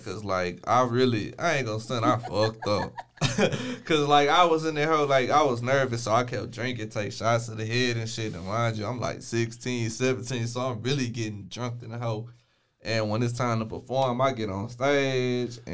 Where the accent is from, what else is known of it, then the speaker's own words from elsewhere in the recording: Waco, Texas, United States; I've been from Waco my whole life. I ain't never moved up out this bit